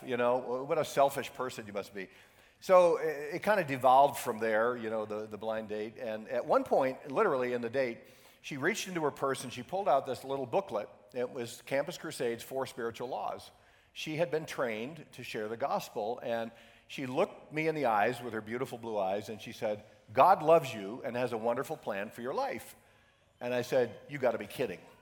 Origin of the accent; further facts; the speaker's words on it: Syracuse, New York, United States; I grew up in Syracuse, New York, upstate New York, where uh, we get 10 feet of snow every year